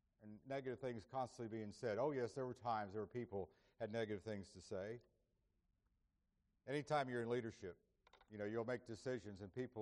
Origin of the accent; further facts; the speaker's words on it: Indiantown, Florida, United States; My mother was a minister of music at the church where I grew up in Indiantown, Florida